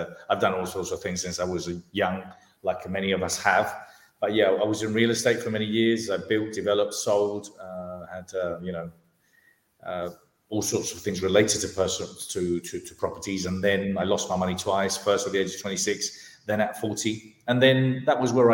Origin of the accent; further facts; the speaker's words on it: Spain; moved away as an adult; also born or lived in London, United Kingdom; My parents are Spanish, I was born in London, but brought up in Spain.